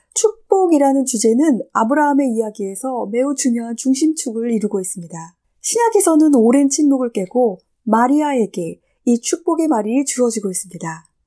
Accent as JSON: {"language": "Korean", "country": "South Korea", "also_born_or_lived": "Germany", "moved": "as an adult", "said": "저도 예전에 독일에 살고 있었을 때 독일 친구들이 다른 친구들에게 저를 소개해 줄 때면 언제나 한국에서 온 누구누구야"}